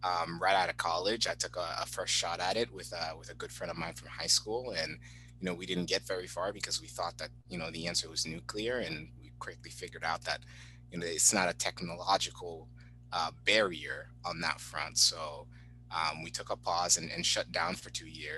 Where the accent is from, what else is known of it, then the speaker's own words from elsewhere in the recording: Haiti; I grew up in Haiti